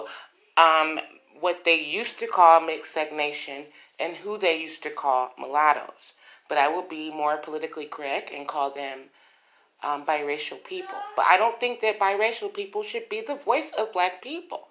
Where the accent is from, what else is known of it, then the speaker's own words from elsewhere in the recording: United States; we still know that we are American women